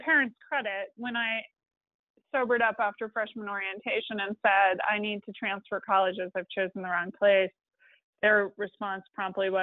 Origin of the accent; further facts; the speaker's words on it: Washington, District of Columbia, United States; I grew up in Washington, D.C., where everyone has at least a master's degree